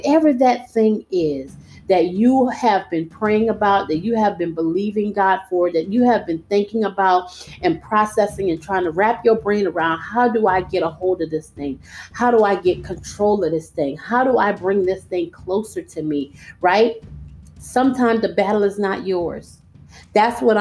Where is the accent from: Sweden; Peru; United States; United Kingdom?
United States; we, as the American people